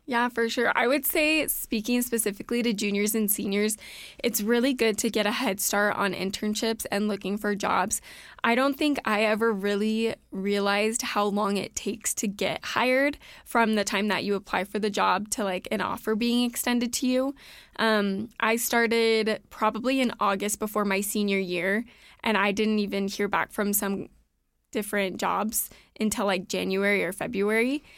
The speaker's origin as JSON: {"language": "English", "region": "Southern California", "country": "United States", "tie": "born or raised there", "moved": "as an adult", "lives_now": "Idaho, United States", "said": "growing up in Southern California"}